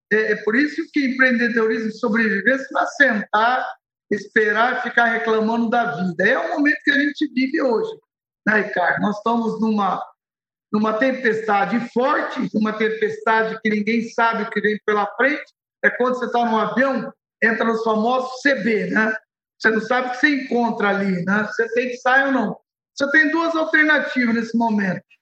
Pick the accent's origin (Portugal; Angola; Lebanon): Lebanon; Beirut, Beirut Governorate; born there; Portuguese is a second language; Você sabe que eu nasci no Líbano, né, em Beirute, para ser mais exato, e eu comentava que a diferença da situação que a gente vive hoje, a situação que eu vivi no, no, em Beirute, é, é tem um paralelo.